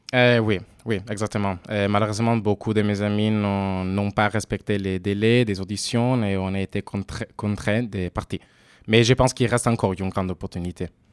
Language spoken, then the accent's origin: French; Italy; French is a second language; moved away; also born or lived in Turin / Sweden; je suis italienne, j'ai également étudié à Turin aussi